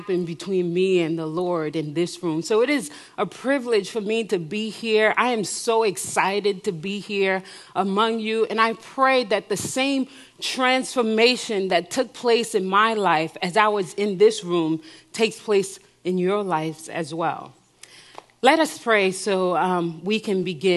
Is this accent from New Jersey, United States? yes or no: yes; New Jersey, United States; also born or lived in Haiti; I was born in Haiti and I grew up in New Jersey